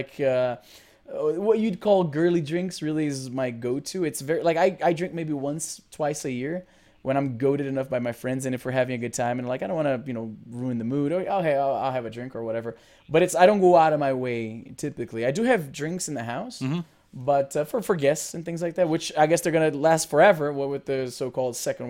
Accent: Brazil; now in Canada; I'm originally from Brazil, but I live in Canada now. I have been living here for the last 17 years.

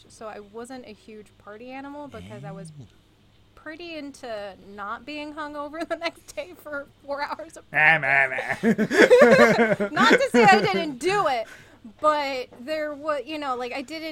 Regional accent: Arizona, United States; born or raised there

